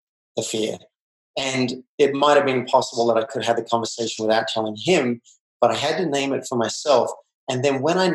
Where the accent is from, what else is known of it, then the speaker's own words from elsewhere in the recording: Australia; I grew up in Australia